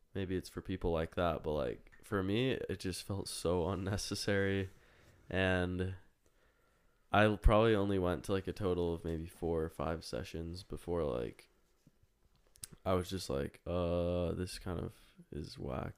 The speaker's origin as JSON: {"language": "English", "town": "Las Vegas", "region": "Nevada", "country": "United States", "tie": "born or raised there", "said": "I'm born born and raised in Las Vegas, Nevada"}